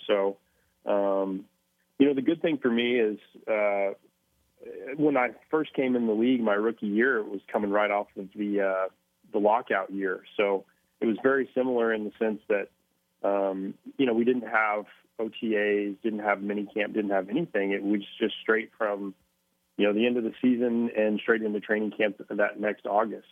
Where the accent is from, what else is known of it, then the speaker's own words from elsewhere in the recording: Mustang, Oklahoma, United States; moved away; also born or lived in Minnesota; growing up in Mustang, I'm sure it's it's it's similar all over Oklahoma